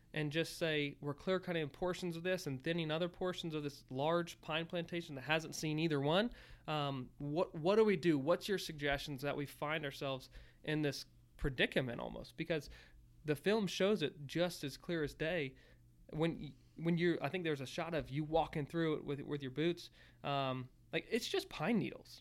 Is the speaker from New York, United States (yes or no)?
no; Virginia, United States; growing up in Virginia